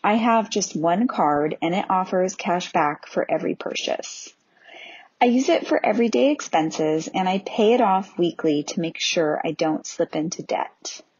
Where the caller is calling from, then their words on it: Bend, Oregon, United States; I am calling from Bend, Oregon, the home of Deschutes Brewery